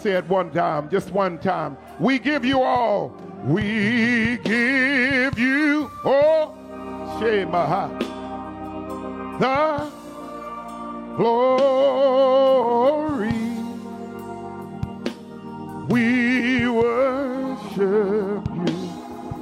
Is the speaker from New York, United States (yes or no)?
yes; New York City, New York, United States; I'm from the Bronx